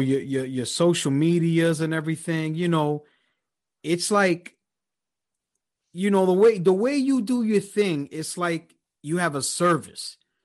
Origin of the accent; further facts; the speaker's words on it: New York, United States; now in Philadelphia, United States; I'm originally from New York, but currently I'm in Philadelphia.